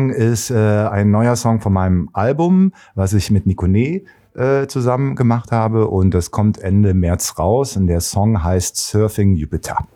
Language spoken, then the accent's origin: German; East Germany, Germany; moved away; ich meine, wir waren Ossis. Ich hatte eine Ossi-Jeans, ein Ossi-T-Shirt. Ich habe einen Dialekt gehabt, den keiner da unten kannte. Und äh, Baden-Baden äh, ist jetzt auch nicht die ärmste Stadt.